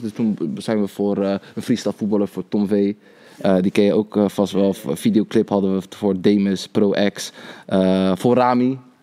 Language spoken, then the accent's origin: Dutch; Rotterdam, South Holland, Netherlands; geboren en getogen in Rotterdam